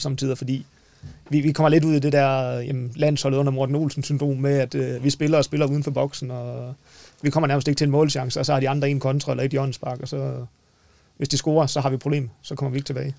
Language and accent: Danish; North Jutland, North Denmark Region, Denmark; Men nu er vi jo nordjyder